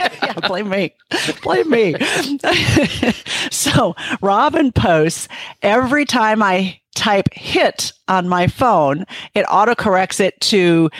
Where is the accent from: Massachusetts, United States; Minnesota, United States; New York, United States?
Minnesota, United States; when I grew up in Minnesota, we had this big old house next door that nobody lived in.